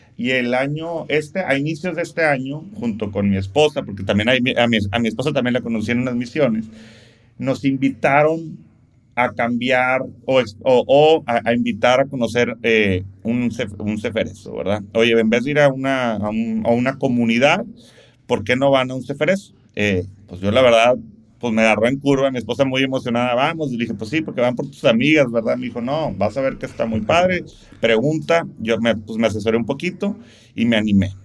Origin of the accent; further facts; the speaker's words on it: Monterrey, Nuevo León, Mexico; soy regio, soy de Monterrey, soy rayado